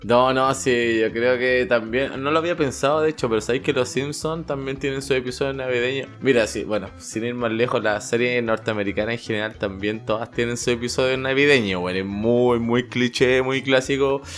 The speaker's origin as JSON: {"language": "Spanish", "country": "Chile", "tie": "born or raised there", "moved": "yes", "lives_now": "Toronto, Canada", "said": "soy de Chile"}